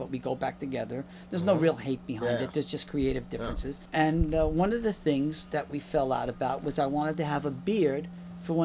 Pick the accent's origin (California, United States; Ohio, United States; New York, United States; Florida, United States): New York, United States; Baldwin; moved away as an adult; also born or lived in Mineola, Long Island, New York; now in Los Angeles, United States; I was raised in Baldwin, Long Island